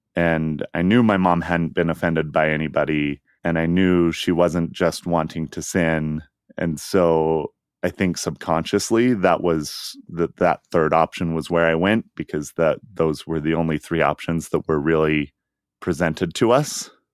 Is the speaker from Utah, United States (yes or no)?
yes; Utah, United States; Growing up in Utah, it's really hard to have any sort of social life without being part of the Mormon church